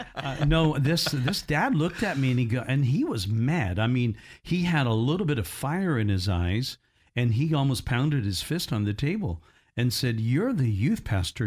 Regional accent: Indiana, United States; moved away; my hometown up in Indiana

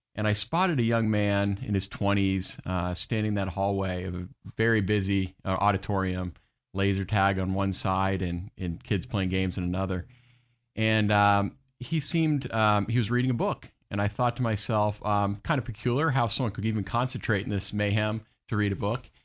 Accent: Orlando, Florida, United States; I grew up in Orlando

